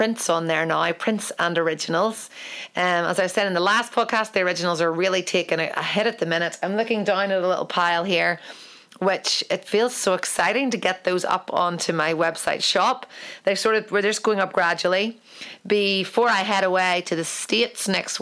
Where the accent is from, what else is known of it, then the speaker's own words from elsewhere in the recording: Ireland; I'm an Irish painter.